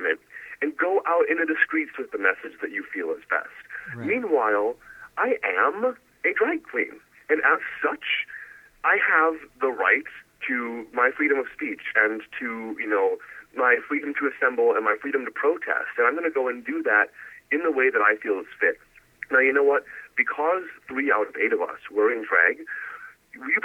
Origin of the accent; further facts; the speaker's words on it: Milwaukee, Wisconsin, United States; I'm from Milwaukee, Wisconsin, born to a famous dairy celebrity and the owner of a German restaurant